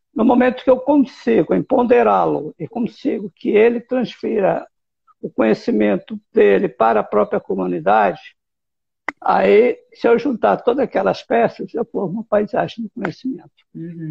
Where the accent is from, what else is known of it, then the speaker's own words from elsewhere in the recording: Presidente Prudente, São Paulo, Brazil; Eu sou do interior de São Paulo, sou de Presidente Prudente e morava no sítio, morava no interior